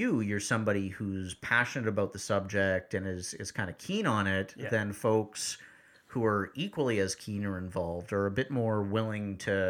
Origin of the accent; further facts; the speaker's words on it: Vancouver, British Columbia, Canada; My hometown.